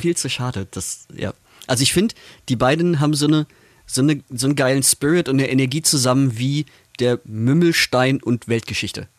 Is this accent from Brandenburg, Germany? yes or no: no; Wuppertal, North Rhine-Westphalia, Germany; also Wuppertal, ich komme ja aus der Ecke